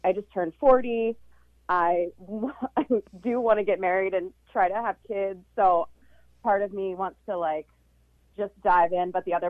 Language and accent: English; California, United States; moved away; I'm from California originally